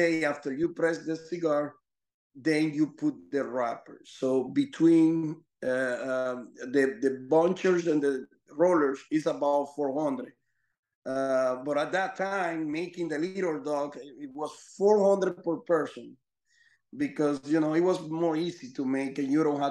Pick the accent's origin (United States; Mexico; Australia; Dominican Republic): Dominican Republic; I'm from Dominican Republic, which is a 11 million population, small country